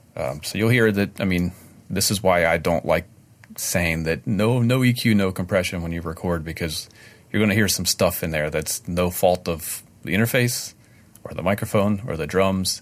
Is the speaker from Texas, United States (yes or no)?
no; Maryland, United States; I joined the union in my hometown in Maryland